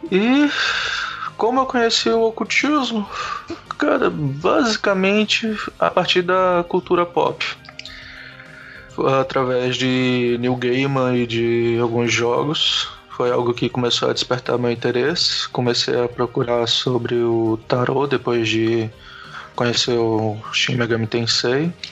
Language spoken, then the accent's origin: Portuguese; João Pessoa, Paraíba, Brazil; eu sou de João Pessoa, tenho 22 anos.